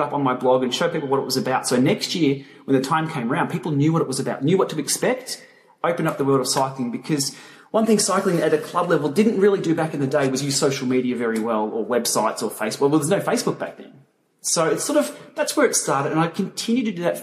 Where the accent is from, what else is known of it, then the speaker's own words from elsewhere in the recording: Melbourne, Victoria, Australia; We're all from Melbourne